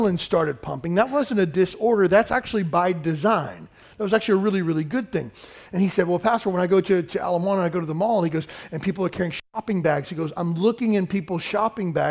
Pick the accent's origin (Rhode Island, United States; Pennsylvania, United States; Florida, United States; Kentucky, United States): Kentucky, United States; I grew up in Kentucky